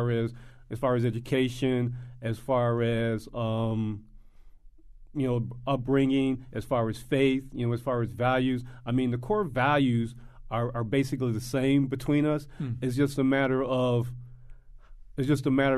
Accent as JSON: {"language": "English", "town": "Chicago", "region": "Illinois", "country": "United States", "tie": "born or raised there", "said": "I grew up in Chicago"}